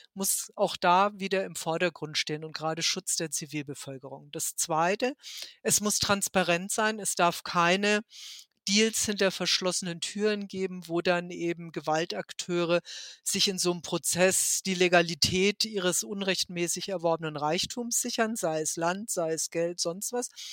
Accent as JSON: {"language": "German", "country": "Germany", "said": "mich als Deutsche"}